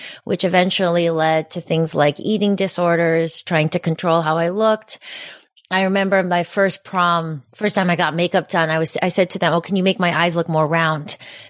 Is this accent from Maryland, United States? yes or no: no; Connecticut, United States; also born or lived in New Jersey; So when I was three, my parents, we moved from New Jersey to Connecticut because the school systems were good and it seemed like a nice place to raise kids.